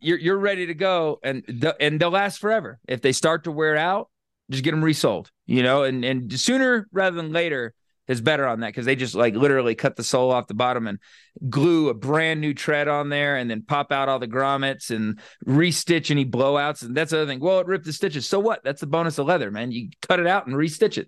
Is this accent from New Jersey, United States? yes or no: no; Florida, United States; moved away; also born or lived in Louisiana / Texas / Northeast United States; I grew up in Florida and then lived for a long time in Louisiana and Texas and the Northeast